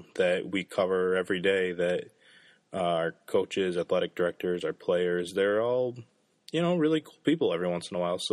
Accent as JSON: {"language": "English", "region": "Michigan", "country": "United States", "moved": "yes", "lives_now": "Indiana, United States", "said": "I'm an out-of-towner. I'm from Michigan"}